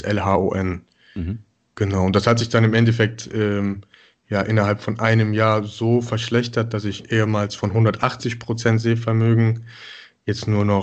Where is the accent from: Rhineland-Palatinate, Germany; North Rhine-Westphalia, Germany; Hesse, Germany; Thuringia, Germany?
North Rhine-Westphalia, Germany; Mönchengladbach; born there; now in Cologne, Germany; wohne jetzt seit ja, mittlerweile fünf Jahren in Köln bin äh, gebürtig aus Mönchengladbach